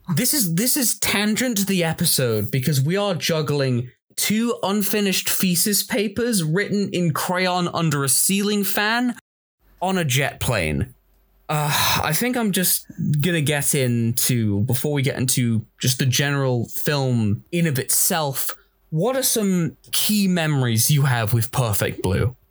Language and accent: English; Manchester, North West England, United Kingdom; I'm from Manchester.